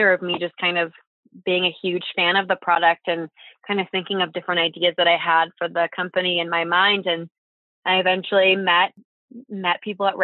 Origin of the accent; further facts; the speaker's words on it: Chicago, Illinois, United States; moved away as an adult; now in Boulder, United States; I was born and raised in Chicago